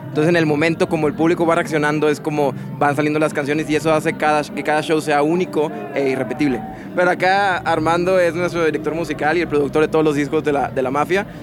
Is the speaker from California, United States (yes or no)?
no; Roma, Texas, United States; nosotros somos una agrupación que, nacimos y crecimos en Roma, Texas, somos fronterizos